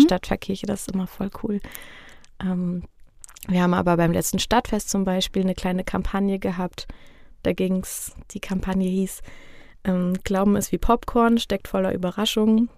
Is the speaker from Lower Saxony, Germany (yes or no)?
no; Neuhof, Hesse, Germany; Ich bin voll das Fulda-Gewächs. Also ich komme gebürtig aus Neuhof